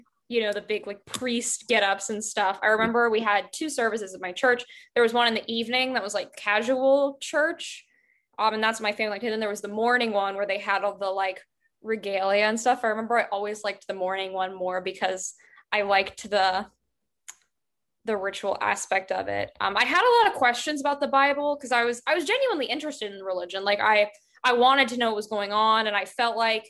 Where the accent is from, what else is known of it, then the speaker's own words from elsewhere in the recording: Appalachia, United States; And I grew up in Appalachia, that's where I'm originally from.